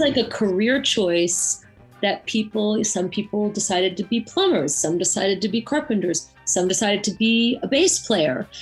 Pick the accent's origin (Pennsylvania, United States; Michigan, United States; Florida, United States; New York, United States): New York, United States; Woodstock; I come from Woodstock and I uh, was born and raised here